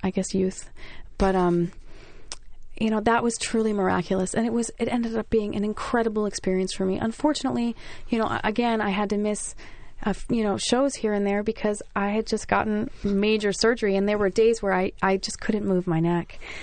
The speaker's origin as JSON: {"language": "English", "region": "New Jersey", "country": "United States", "tie": "born or raised there", "said": "I'm from Jersey"}